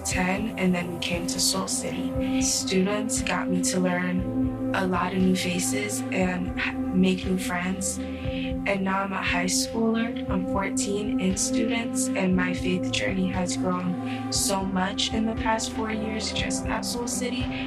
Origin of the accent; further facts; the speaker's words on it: Chicago, Illinois, United States; I'm from Chicago, born and raised in Garfield Park and Humboldt Park.